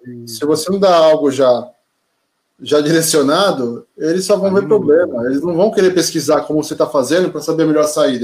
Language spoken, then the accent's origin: Portuguese; São Vicente, São Paulo, Brazil; minha caminhada, quase a maior parte da minha vida, em São Vicente